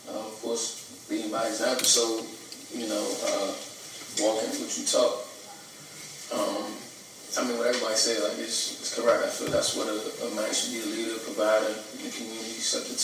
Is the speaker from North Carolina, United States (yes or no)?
no; Forestville, Maryland, United States; from PG County, Forestville to be exact